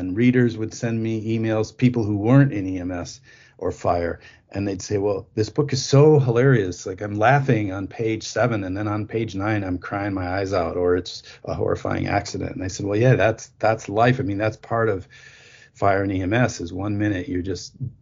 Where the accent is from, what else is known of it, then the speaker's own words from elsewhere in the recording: New Auburn, Wisconsin, United States; I'm a farm kid from northern Wisconsin. I grew up milking cows